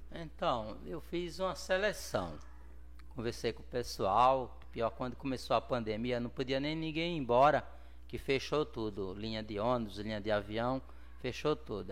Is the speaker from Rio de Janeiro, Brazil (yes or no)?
no; Pinhão, Sergipe, Brazil; moved away as an adult; now in Santos, Brazil; eu nasci em Sergipe, uma cidade chamada Pinhão, pouco mais de 7 mil habitantes